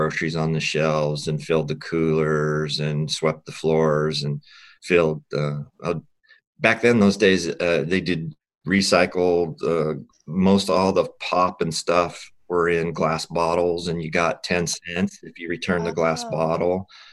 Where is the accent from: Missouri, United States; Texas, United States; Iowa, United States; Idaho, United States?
Idaho, United States; Hansen; now in Seattle, United States; my hometown was Hanson, Idaho. It's in southern Idaho, not too far away from Twin Falls, Idaho.